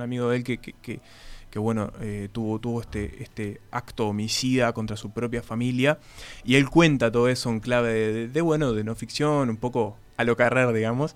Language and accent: Spanish; Paysandú, Uruguay; moved away; yo vengo de Paysandú, un departamento bastante caluroso en verano